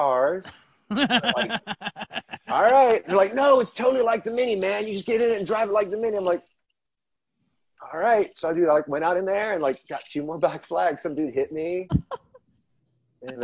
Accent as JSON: {"language": "English", "region": "Southern Maryland", "country": "United States", "moved": "yes", "lives_now": "San Diego, United States", "said": "I'm from the East Coast, man. I'm from Southern Maryland"}